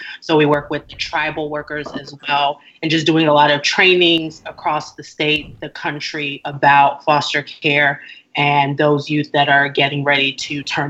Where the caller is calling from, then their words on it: Tulsa, Oklahoma, United States; I'm currently in Tulsa, Oklahoma.